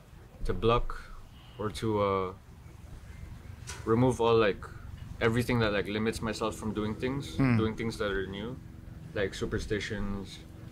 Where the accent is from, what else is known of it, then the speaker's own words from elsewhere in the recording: Philippines; So I'm trying to, like, as a Filipino with a little bit of clout, not really.